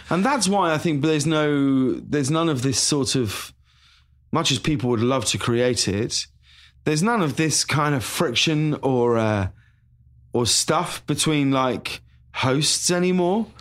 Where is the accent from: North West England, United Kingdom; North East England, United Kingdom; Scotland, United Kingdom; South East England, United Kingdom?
South East England, United Kingdom; High Wycombe; moved away as an adult; also born or lived in London; now in Los Angeles, United States; I'm from High Wycombe," you know, in Buckinghamshire